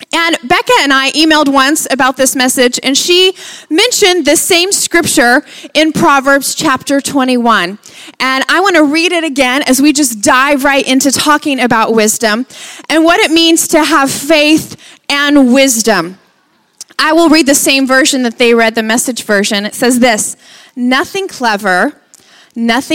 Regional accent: Lubbock, Texas, United States; That's where we're from. We're from Lubbock, Texas

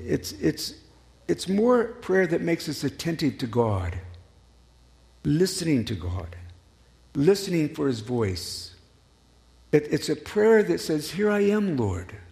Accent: Colorado, United States; I'm from Colorado. I miss the mountains.

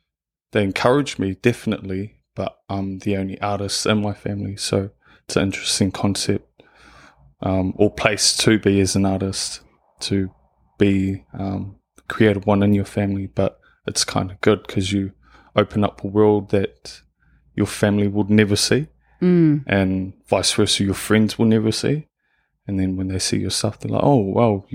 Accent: Manurewa, Auckland, New Zealand; So I was born and raised in Manerewa, so South Auckland.

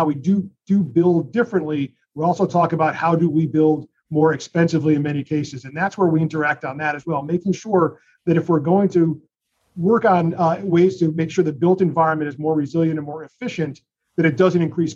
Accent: Connecticut, United States; my home state of Connecticut

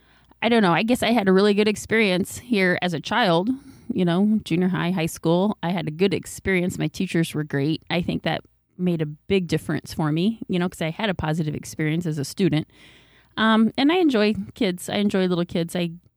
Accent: Dyke, Iowa, United States; Well, I grew up here in Dyke. I graduated from Dyke High School as a Bobcat in 1989.

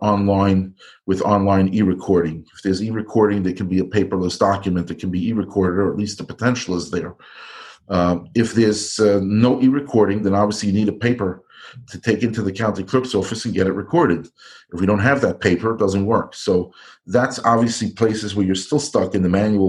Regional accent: New York, United States; also born or lived in Iowa; I grew up and live in New York, which is a big city

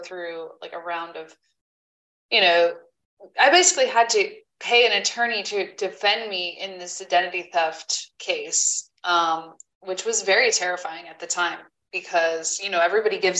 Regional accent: Poughkeepsie, New York, United States; I'm Poughkeepsie

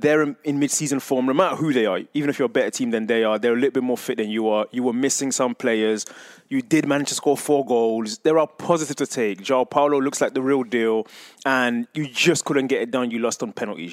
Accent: England, United Kingdom; moved away; I remember growing up in England and watching, being a big fan of Arsenal

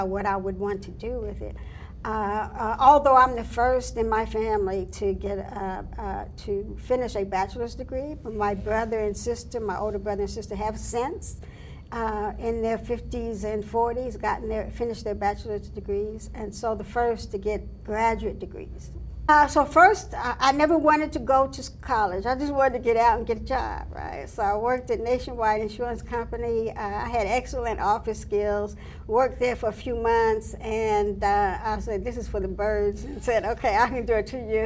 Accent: Columbus, Ohio, United States; I'm from Columbus, Ohio, born and raised in Columbus, Ohio

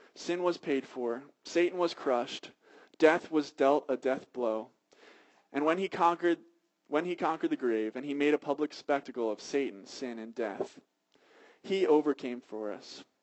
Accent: Philadelphia, Pennsylvania, United States; I'm from Philadelphia

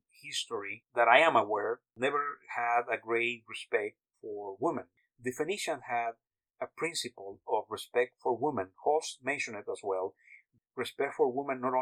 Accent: Mexico; I was born in Mexico

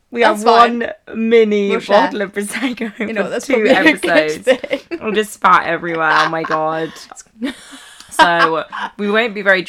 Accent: United Kingdom; we're British

